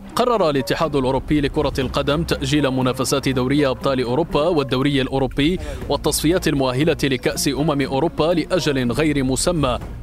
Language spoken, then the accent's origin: Arabic; Qatar; انا مولود في قطر